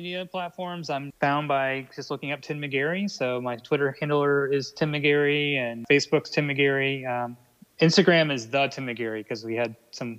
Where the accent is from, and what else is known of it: Pittsburgh, Pennsylvania, United States; born or raised there; moved away as an adult; now in North Carolina, United States